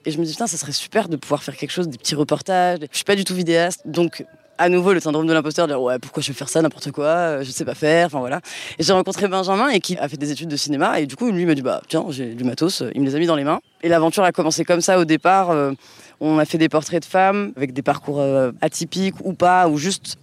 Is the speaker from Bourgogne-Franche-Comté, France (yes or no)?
no; Paris, Île-de-France, France; moved away as an adult; now in Marseille, France; je suis marseillaise depuis 8 ans du coup maintenant donc euh, anciennement parisienne